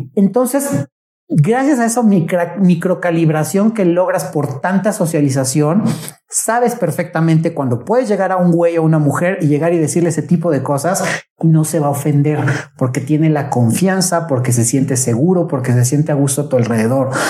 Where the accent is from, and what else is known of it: Mexico